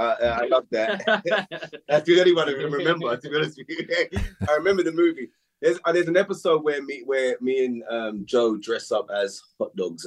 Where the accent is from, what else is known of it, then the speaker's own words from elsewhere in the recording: London, United Kingdom; I'm a Londoner myself.